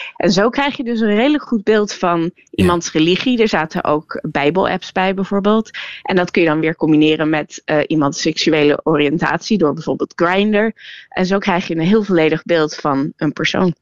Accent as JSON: {"language": "Dutch", "country": "Netherlands", "said": "ik ben Nederlands"}